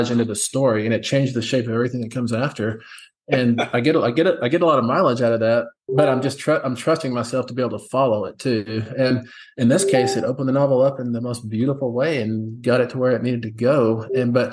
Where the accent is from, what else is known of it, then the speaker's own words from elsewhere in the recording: West Texas, United States; I grew up in West Texas